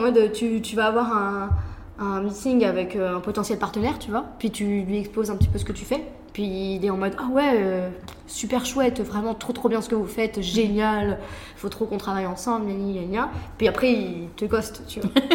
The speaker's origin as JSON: {"language": "French", "country": "France", "also_born_or_lived": "Taiwan", "moved": "yes", "said": "en tant que Français, on est beaucoup plus direct"}